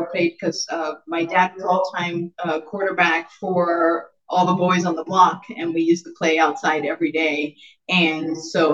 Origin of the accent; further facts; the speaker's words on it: Miami, Florida, United States; accent: Miami; moved away as an adult; also born or lived in San José, Costa Rica / San Juan, Puerto Rico / Albany, New York; now in Vermont, United States; So I was born and raised in Miami